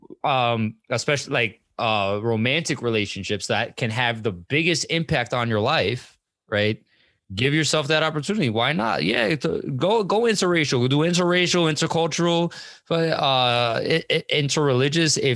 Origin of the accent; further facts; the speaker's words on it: Monroe, United States; growing up in Monroe